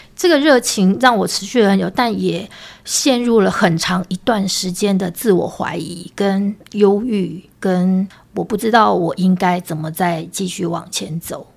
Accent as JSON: {"language": "Chinese", "town": "Hualien", "region": "Hualien County", "country": "Taiwan", "tie": "born or raised there", "said": "因为我是花莲人，出生成长就求学的阶段都是在花莲"}